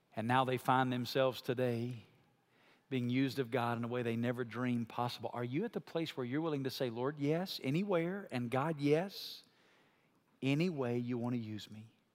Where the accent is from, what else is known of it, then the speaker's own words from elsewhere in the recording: United States; as American Christians